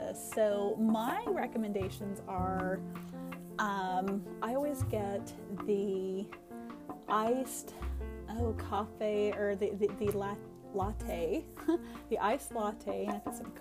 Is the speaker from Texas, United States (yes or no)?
yes; Lewisville, Texas, United States; I grew up in Louisville, over in Old Town